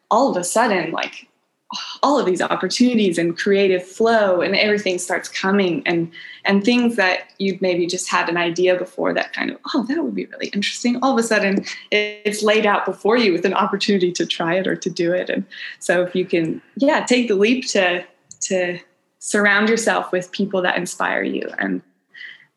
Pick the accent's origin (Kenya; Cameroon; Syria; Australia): Kenya; also born or lived in East Africa; now in Baja California Sur, Mexico; I was born in Kenya and raised in East Africa.